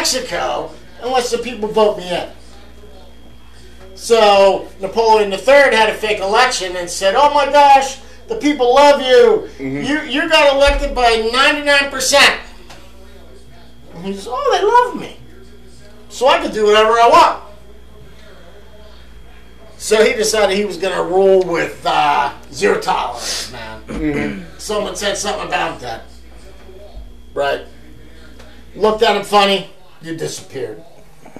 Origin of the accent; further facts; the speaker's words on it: Canada; As a Canadian